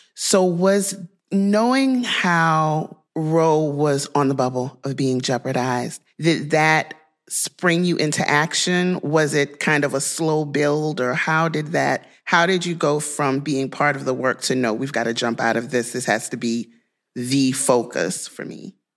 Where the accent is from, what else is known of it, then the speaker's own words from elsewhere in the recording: Louisiana, United States; my home state of Louisiana